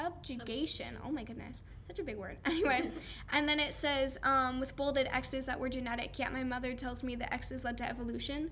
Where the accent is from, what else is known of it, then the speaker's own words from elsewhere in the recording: Florida, United States; I've born and raised in Florida